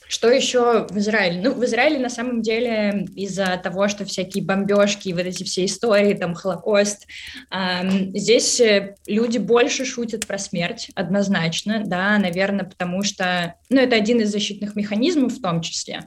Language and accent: Russian; Russia; moved away as an adult; now in Israel; я выросла и родилась э, в России, до 25 лет я жила в России